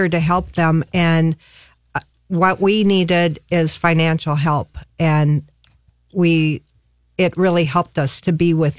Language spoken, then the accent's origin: English; Bloomington, Minnesota, United States; now in Harris, United States; I grew up in Bloomington, and I have a brother and two other sisters.